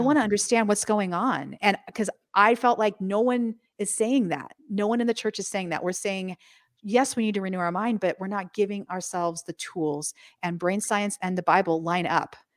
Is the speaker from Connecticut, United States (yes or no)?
no; Los Angeles, California, United States; also born or lived in Midwest / San Diego; I grew up in Southern California, in northern Los Angeles area